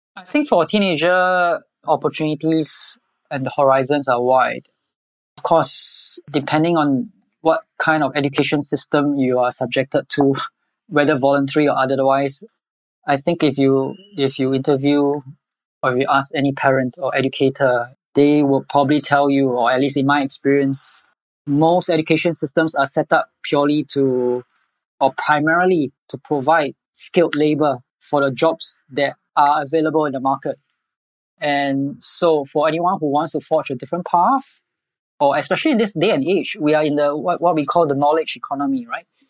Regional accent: Singapore; I'm born and bred in Singapore all my life.

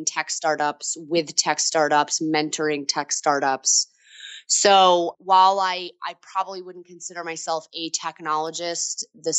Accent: upstate New York, United States; moved away as an adult; also born or lived in Boston; we moved from Boston to New York, upstate New York, where I'm originally from.

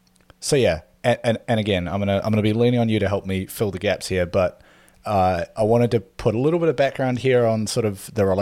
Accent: New Zealand; But because I grew up in New Zealand and in like the 90s, basically, it wasn't really something we heard much about

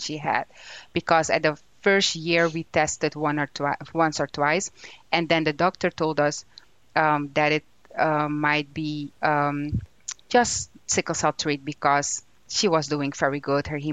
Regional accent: Suriname; moved away; I'm from Suriname, which is in South America, the most beautiful country in South America

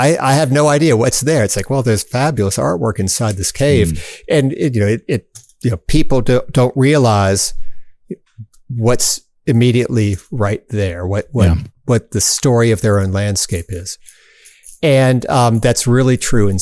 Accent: Southern Cumberland Plateau, Tennessee, United States; I was born on the Southern Cumberland Plateau, and I love it

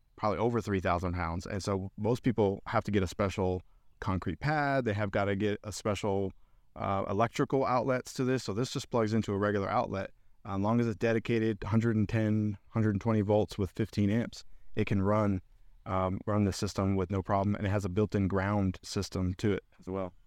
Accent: Central Florida, United States; now in Knoxville, United States

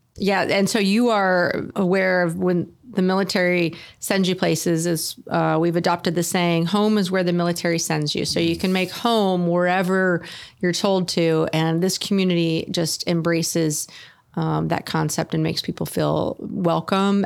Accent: Sonoma County, Northern California, United States; moved away as an adult; now in Oceanside, United States; I was born and raised in Northern California in Sonoma County

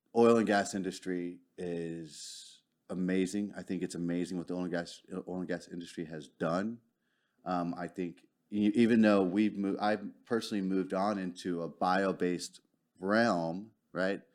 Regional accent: Arlington, Texas, United States; also born or lived in Houston / Dallas; I'm originally from Arlington.

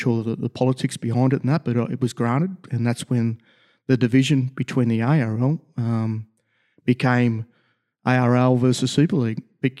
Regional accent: Australia; Where are you from? From Australia. I thought so.

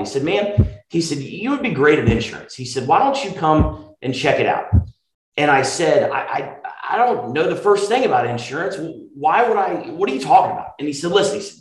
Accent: Marietta, Georgia, United States; I was born in Marietta, Georgia, grew up there a little bit north of Atlanta

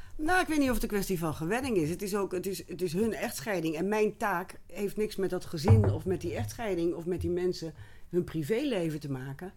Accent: Rotterdam, South Holland, Netherlands; moved away as an adult; also born or lived in Utrecht / Hilversum; ik kom oorspronkelijk uit Rotterdam. Ik ben een stadskind

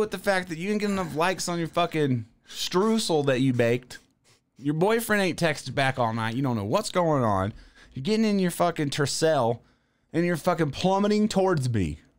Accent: the South, United States; I'm from the South.

